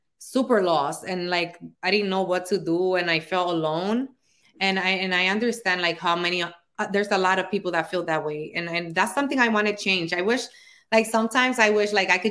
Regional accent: New York City, New York, United States; accent: Dominican; also born or lived in Dominican Republic; I grew up here in the Bronx, New York. I came here when I was actually 3 years old. It was when my mom brought us here. And then she went back to the Dominican Republic when I was 7, and then came back when I was 9, and we never left again.

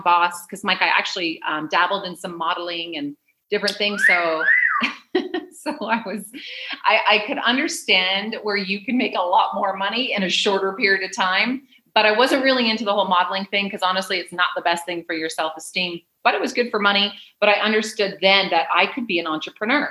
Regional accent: Canada; moved away as an adult; also born or lived in San Diego / Wilmington; now in Mexico; I'm originally from Canada. And I lived most of my life there until I was 28

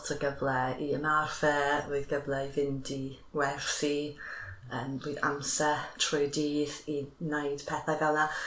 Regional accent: Cardiff, Wales, United Kingdom; Welsh is a second language; ges i fy magu yn Hongwyn Lais, just tu allan Caerdydd um, i'r gogledd

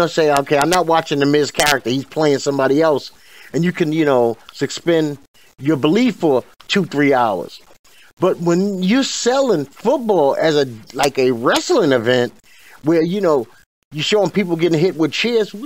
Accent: New York, United States; also born or lived in Houston; I come from New York

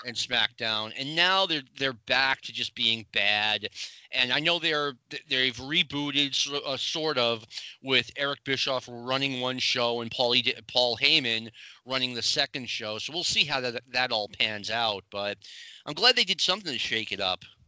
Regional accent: Boston, Massachusetts, United States; I grew up in the around the Boston area

